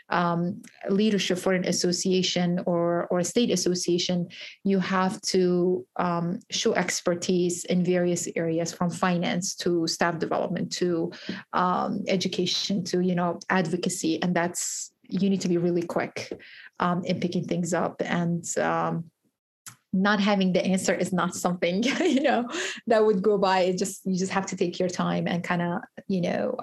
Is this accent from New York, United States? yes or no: no; Georgia, United States; So I'm from Georgia, and uh, I used to be a bagger when I was 16